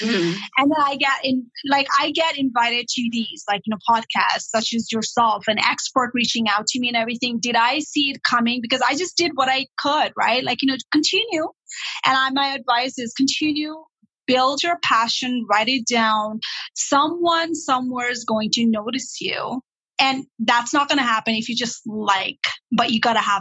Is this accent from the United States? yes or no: no; Nepal; English is a second language; also born or lived in Toronto, Canada; now in Sudbury, Canada; I was not born in Canada. I was born and raised in Nepal, and I had issues, ESL issues all the time.